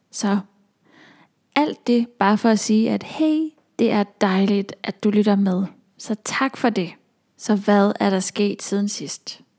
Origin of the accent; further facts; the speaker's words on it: Aalborg, North Denmark Region, Denmark; moved away as an adult; also born or lived in Copenhagen; now in North Jutland, Denmark; København som jeg har boet i, siden jeg flyttede fra Aalborg